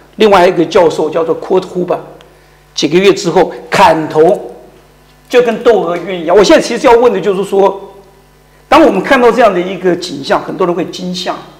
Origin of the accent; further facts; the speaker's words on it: Taiwan; moved away as an adult; now in Germany; 我是台湾人